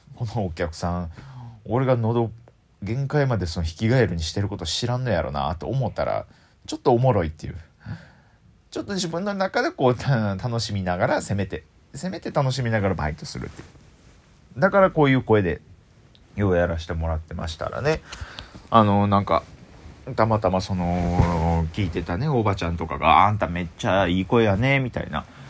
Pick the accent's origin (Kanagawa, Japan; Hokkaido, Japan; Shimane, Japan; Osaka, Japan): Osaka, Japan; accent: Osaka dialect; 僕ずっと大阪弁で育ってきてる